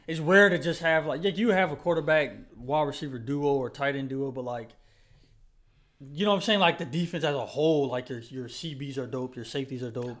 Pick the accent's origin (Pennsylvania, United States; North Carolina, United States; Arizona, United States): North Carolina, United States; I'm from Carolina